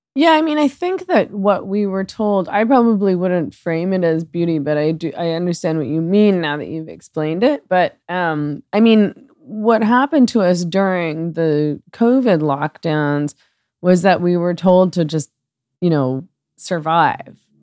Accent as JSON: {"language": "English", "town": "Vancouver", "region": "British Columbia", "country": "Canada", "tie": "born or raised there", "moved": "as an adult", "said": "I spent forty years in Vancouver. I was born in Vancouver. I was raised there"}